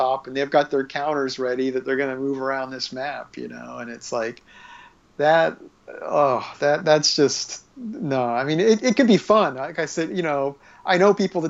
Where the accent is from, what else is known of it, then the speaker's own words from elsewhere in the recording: Australia; I'm being from Australia. When I'm down in Australia